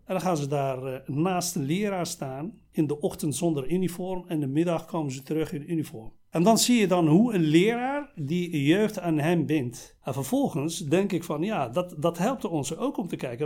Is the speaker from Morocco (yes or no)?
yes; Morocco; moved away as an adult; now in Netherlands; geboren en getogen in Marokko. Ik ben op leeftijd van 24 eh, naar Nederland gekomen.